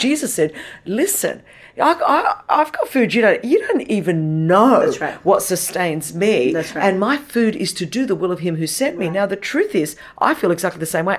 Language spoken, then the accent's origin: English; Australia; first language Greek; English is a second language; I was born in Australia, never Australian enough for the Australians because I was Greek. Uh, and didn't speak English until I went to school